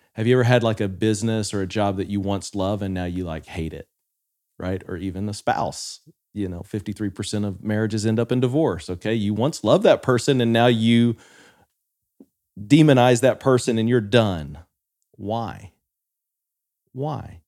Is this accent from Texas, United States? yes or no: yes; West Texas, United States; I grew up in West Texas